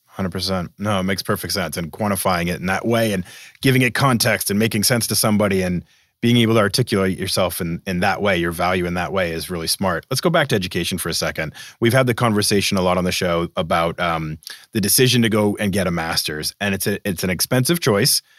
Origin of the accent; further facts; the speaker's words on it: Boston, Massachusetts, United States; moved away; I grew up in Boston